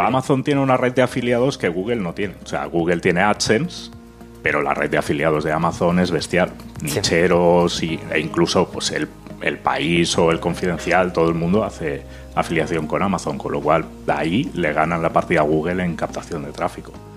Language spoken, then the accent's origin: Spanish; Catalonia, Spain; Yo soy catalán